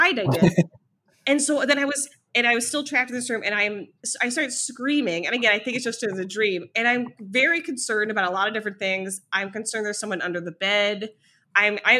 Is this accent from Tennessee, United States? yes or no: no; Ohio, United States; moved away; also born or lived in New York; I'm from Ohio, you know, I spent more than a decade in New York.